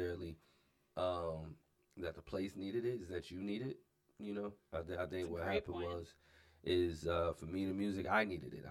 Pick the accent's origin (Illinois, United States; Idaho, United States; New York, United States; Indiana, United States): New York, United States; Buffalo; now in South Dakota, United States; I'm originally from Buffalo, New York, and at the time, early 90s, when we moved out here